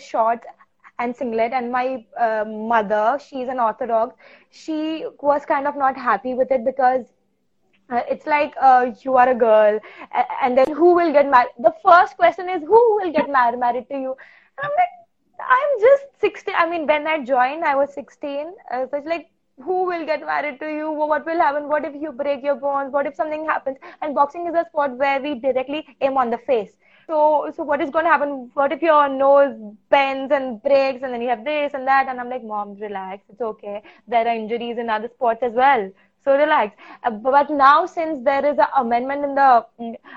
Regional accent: Goa, India; I am from Goa

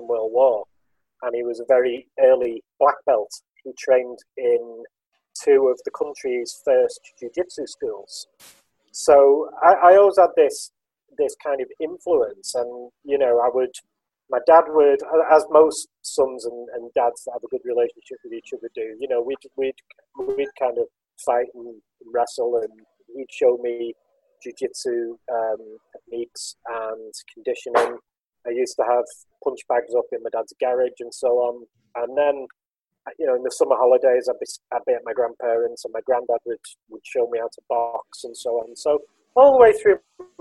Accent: Liverpool, North West England, United Kingdom; I was born in Liverpool in 1979

